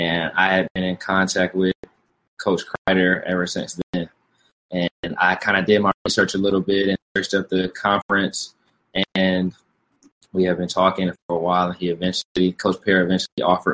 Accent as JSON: {"language": "English", "town": "Atlanta", "region": "Georgia", "country": "United States", "tie": "born or raised there", "moved": "as an adult", "lives_now": "Houston, United States", "said": "I am from Atlanta, Georgia, born and raised"}